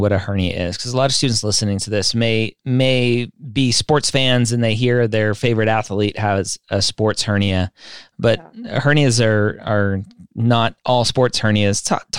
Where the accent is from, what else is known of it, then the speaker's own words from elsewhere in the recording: Redondo Beach, California, United States; I am a Southern California guy. I grew up in Redondo Beach, so not too far away from you.